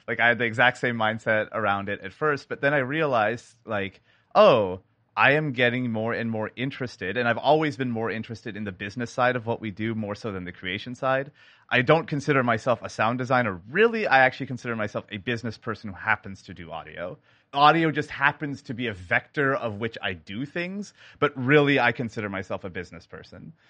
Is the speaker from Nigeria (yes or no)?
no; Canada; now in Seattle, United States; I am a sound designer based in Seattle, Washington, but born in Canada